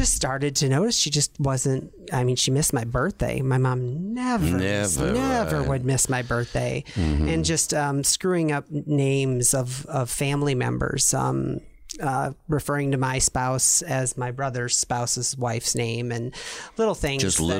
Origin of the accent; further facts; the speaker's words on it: Iowa, United States; now in Tucson, United States; I grew up in Iowa